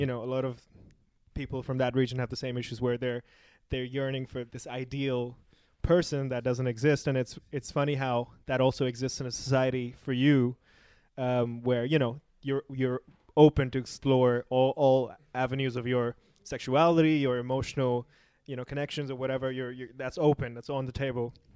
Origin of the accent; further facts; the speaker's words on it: Pakistan; I come from Pakistan